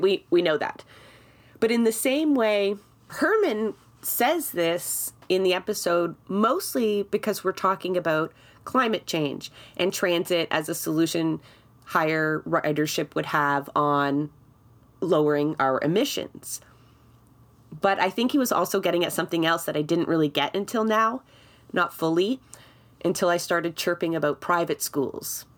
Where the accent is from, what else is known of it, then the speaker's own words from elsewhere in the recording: Toronto, Ontario, Canada; I grew up in Scarborough for most of my life